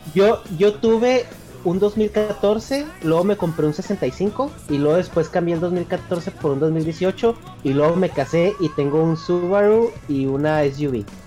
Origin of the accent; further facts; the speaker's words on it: northern Mexico, Mexico; parte del norte, donde yo soy